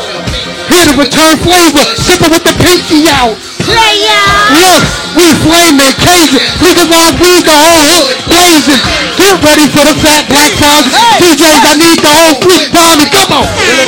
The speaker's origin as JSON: {"language": "English", "region": "New Jersey", "country": "United States", "said": "This is the official Jersey anthem. For the ones that don't know, I'm from North New Jersey."}